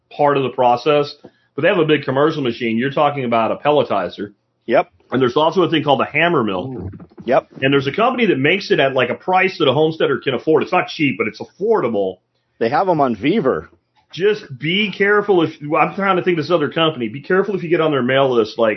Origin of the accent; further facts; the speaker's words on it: Jacksonville, Florida, United States; when I was a kid growing up in Jacksonville, Florida, where everything grows